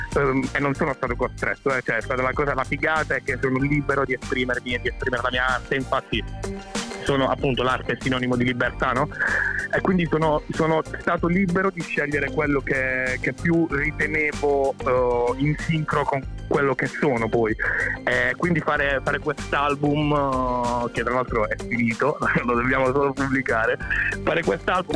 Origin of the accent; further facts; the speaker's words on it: Apulia, Italy; ho 30 anni e vengo dalla Puglia